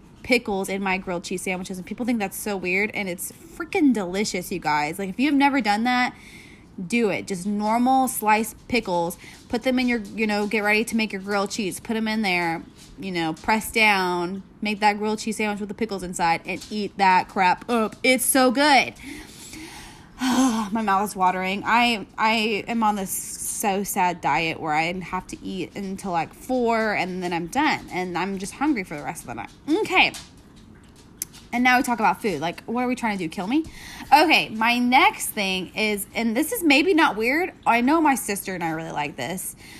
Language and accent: English; Texas, United States; we're from Texas